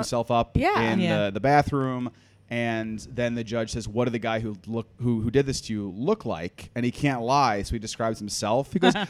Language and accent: English; Massapequa, New York, United States; now in New York City, United States; Grew up in Long Island, Massapequa